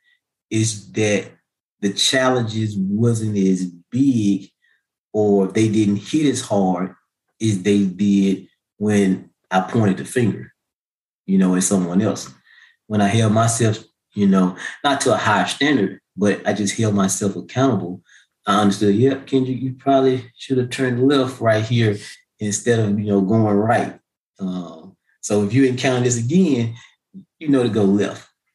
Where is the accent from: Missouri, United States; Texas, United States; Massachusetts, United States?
Missouri, United States; My mom used to tell me all the time growing up, you know, I was from Missouri, the show me state.